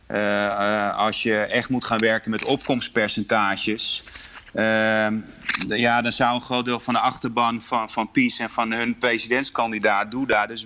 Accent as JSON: {"language": "Dutch", "country": "Poland", "said": "Ik voel me heel erg verbonden met mijn, mijn moederland en mijn achtergrond."}